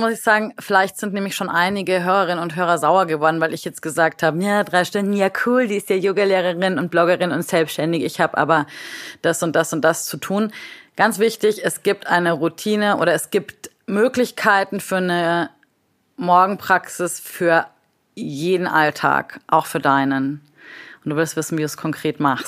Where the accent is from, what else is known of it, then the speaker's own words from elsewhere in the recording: Munich, Bavaria, Germany; Ich sitze heute hier im wunderschönen München, meiner Heimat